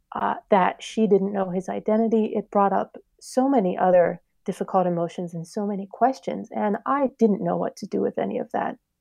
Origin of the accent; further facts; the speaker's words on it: Pittsburgh, Pennsylvania, United States; we moved to Pittsburgh when I was five, and as soon as I got into kindergarten and first grade